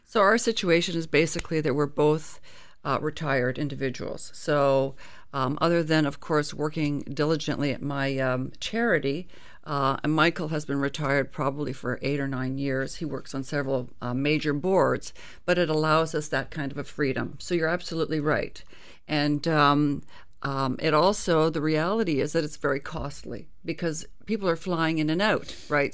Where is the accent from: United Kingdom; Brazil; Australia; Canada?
Canada; as a Canadian